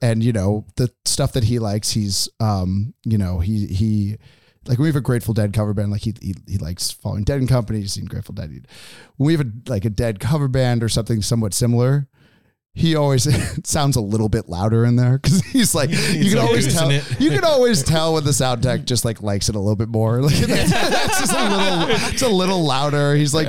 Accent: East Coast, United States; also born or lived in San Francisco; you know, I'm initially from the East Coast and then lived in San Francisco and then moved up here to open this venue.

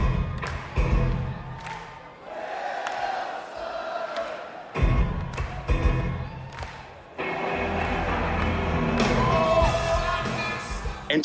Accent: Rhode Island, United States; my home state of Rhode Island

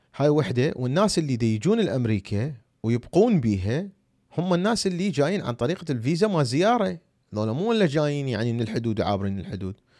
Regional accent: Iraq; أنا عراقي. شوفوا الجواز مالتي العراقي

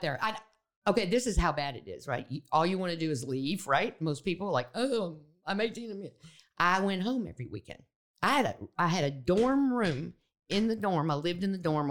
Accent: Austin, Texas, United States; moved away as an adult; also born or lived in Memphis, Tennessee; I grew up in Texas

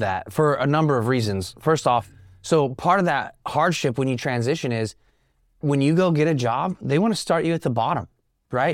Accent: Sacramento, California, United States; also born or lived in Stockton, California; I was born and raised right here in Northern California. Uh, I was born in Stockton. I graduated high school at Grant here in Sacramento.

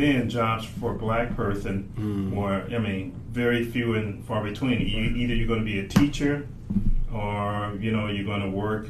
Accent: Canton, Mississippi, United States; moved away as an adult; now in White Plains, United States; I was raised in Canton, Mississippi.

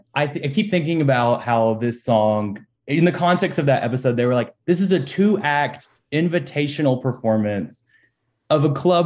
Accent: Alabama, United States; I'm from Alabama.

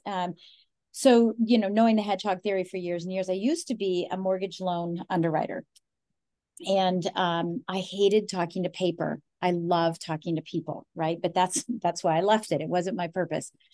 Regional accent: Colorado, United States; I'm from Colorado, born, raised, you know, there's four generations of us there

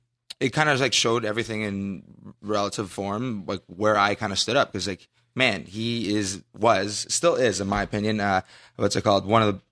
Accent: Canada; I'm Canadian. Just to put it out there, I'm Canadian.

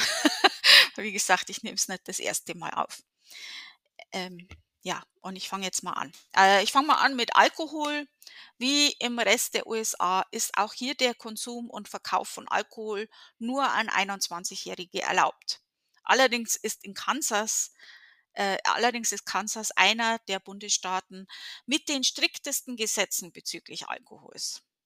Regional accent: Germany; in der Gegend, wo ich aufgewachsen bin

